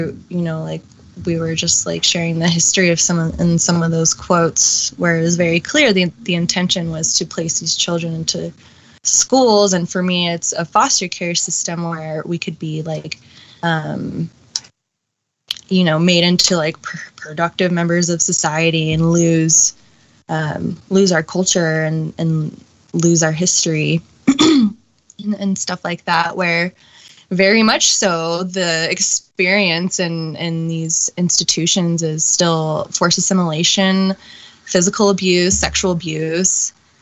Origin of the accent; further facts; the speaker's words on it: United States; she had me on the U.S. side of the U.S.-Mexico border so I could be an American